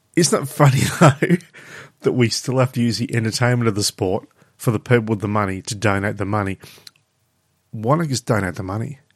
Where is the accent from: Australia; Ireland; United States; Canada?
Australia; we're actually Australian